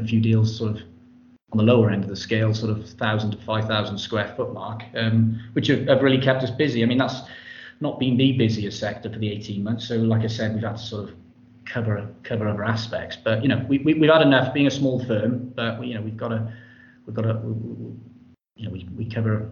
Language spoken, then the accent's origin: English; Cardiff, Wales, United Kingdom; also born or lived in Oxford; I'm born and bred in Cardiff, went away to Oxford Brookes University, which seems like a lifetime ago, but yeah, just came back to Cardiff